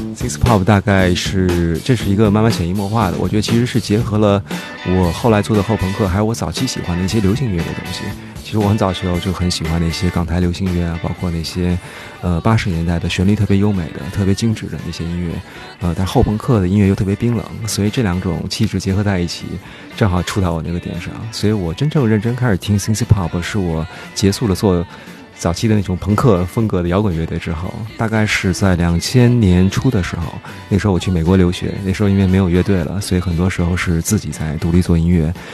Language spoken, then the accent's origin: Chinese; Beijing, China; now in Shanghai, China; 我也是我北京人。那时候就是从小在北京